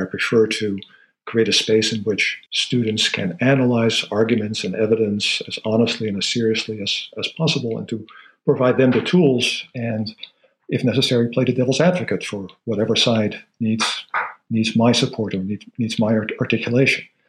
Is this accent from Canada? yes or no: no; Netherlands; moved away; I grew up in the Netherlands